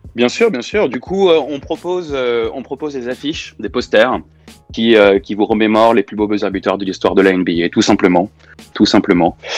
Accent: Paris, Île-de-France, France; on est de Paris

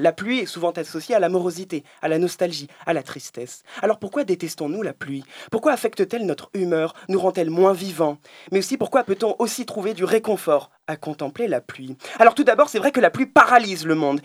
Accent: France; je suis français

